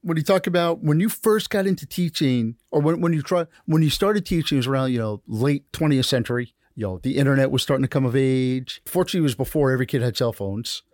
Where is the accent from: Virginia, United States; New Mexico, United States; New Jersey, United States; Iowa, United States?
New Jersey, United States; now in Broward County, United States; I grew up in New Jersey